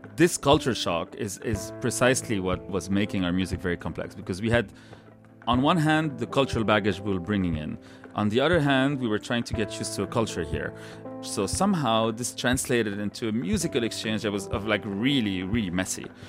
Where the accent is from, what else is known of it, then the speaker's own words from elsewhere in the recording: Lebanon; English is a second language; moved away as an adult; now in Canada; I feel like I'm as much a Canadian today that I am a Lebanese person